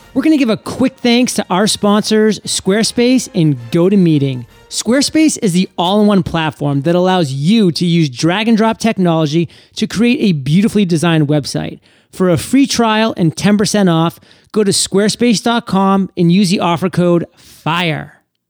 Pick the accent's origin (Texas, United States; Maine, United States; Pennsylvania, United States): Maine, United States; Oh my God, you know I'm from Maine, don't you?